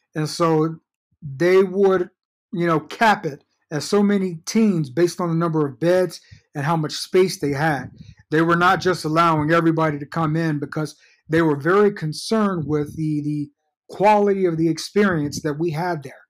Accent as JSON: {"language": "English", "town": "Fort Worth", "region": "Texas", "country": "United States", "tie": "born or raised there", "also_born_or_lived": "Georgetown, Texas"}